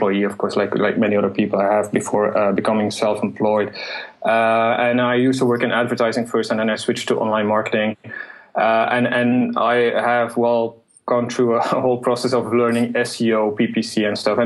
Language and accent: English; Belgium; moved away as an adult; now in Malta; I'm from Belgium originally